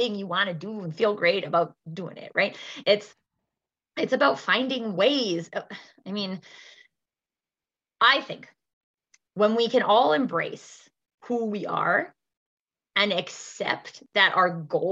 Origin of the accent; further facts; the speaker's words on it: Canada; also born or lived in Alberta; In Alberta, in Canada, I'm Canadian